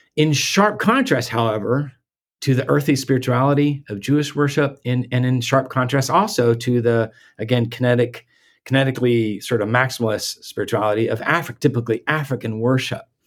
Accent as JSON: {"language": "English", "country": "Guatemala", "tie": "born or raised there", "moved": "yes", "said": "I, I grew up in Guatemala"}